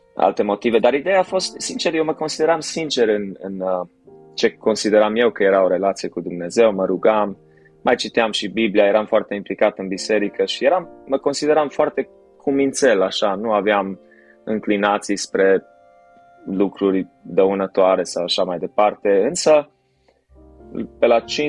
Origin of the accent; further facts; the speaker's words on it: Timișoara, Timiș County, Romania; născut și crescut la Timișoara